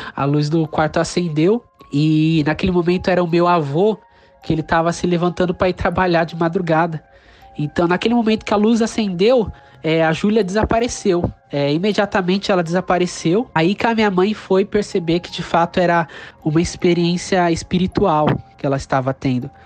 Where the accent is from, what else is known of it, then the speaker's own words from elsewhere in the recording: São Paulo, Brazil; sou da cidade de São Paulo